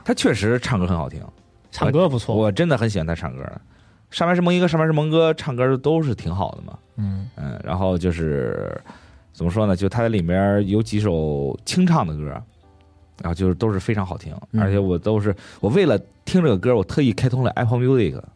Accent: China; 我作为一个中国人

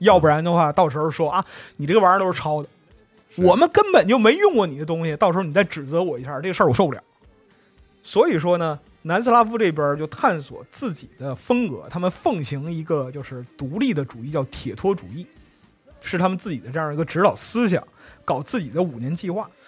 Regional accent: China; 我们中国人

